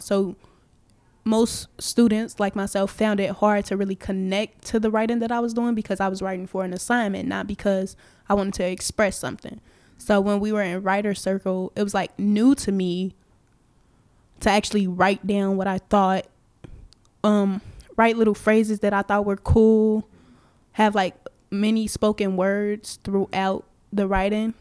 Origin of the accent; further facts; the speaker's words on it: Chicago, Illinois, United States; I'm from Chicago